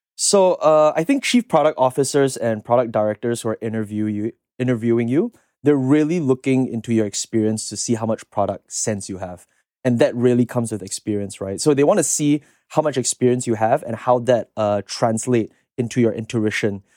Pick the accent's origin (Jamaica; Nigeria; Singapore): Singapore; moved away as an adult; now in United States; I'm from Singapore originally, so I came here eight years ago, uh, to study in the States